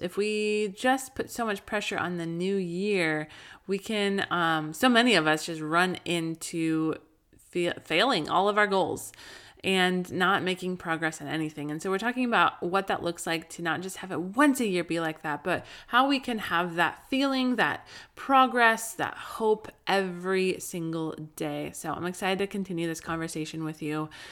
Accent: Colorado, United States; also born or lived in Southern California; now in California, United States; I grew up in Colorado

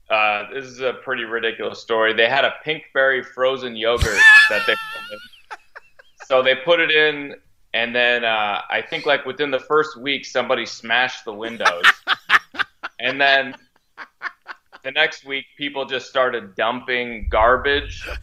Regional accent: Connecticut, United States; moved away as an adult; now in Boston, United States; I'm from Connecticut originally

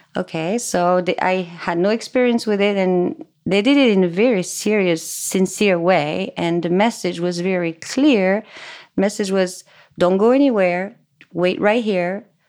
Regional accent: France; English is a second language; moved away; I was born and raised in France. That's why my English is gonna be a little funny.

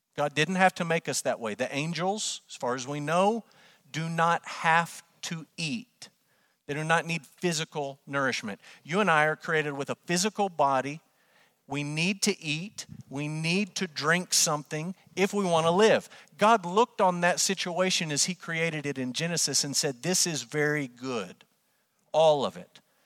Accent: Amarillo, Texas, United States; born or raised there

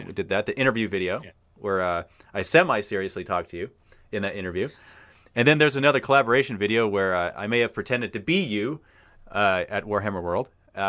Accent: Canada; being a Canadian

